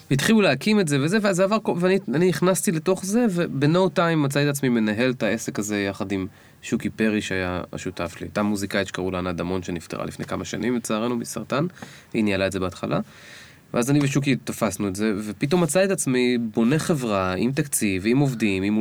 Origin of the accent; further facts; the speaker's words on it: Kiryat Bialik, Haifa District, Israel; moved away; אני באתי מקריית ביאליק.